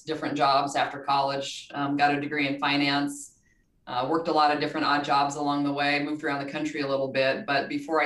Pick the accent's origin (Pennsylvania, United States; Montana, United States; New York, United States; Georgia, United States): Montana, United States; I'm from Montana, so big outdoor person